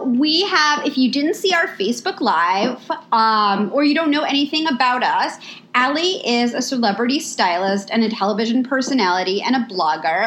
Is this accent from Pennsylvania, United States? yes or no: no; New York, United States; moved away as an adult; now in Los Angeles, United States; We're both from New York. We've lived in LA. We've both been living in LA for many years now